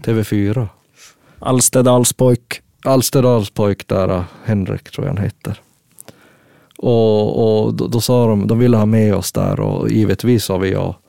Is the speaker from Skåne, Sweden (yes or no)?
no; Gällivare, Norrbotten County, Sweden; Vi är ju från Gällivare då och det mm. ligger ju jättehögt upp.